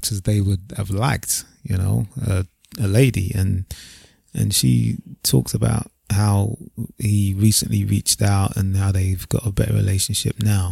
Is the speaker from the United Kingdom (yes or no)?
yes; United Kingdom; see ourselves as Nigerians born here. In the UK, that's what we are